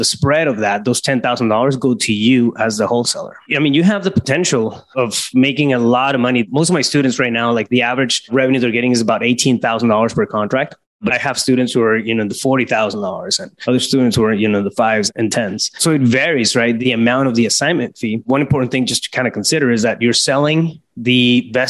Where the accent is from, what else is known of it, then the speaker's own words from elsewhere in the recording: Yuma, Arizona, United States; a small town, Yuma, Arizona. That's my hometown